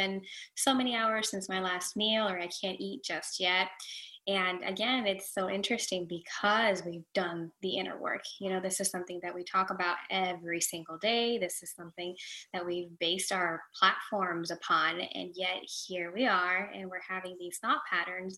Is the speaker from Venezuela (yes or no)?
yes; Venezuela; now in Florida, United States; I am in Florida, United States of America. I'm originally from Venezuela.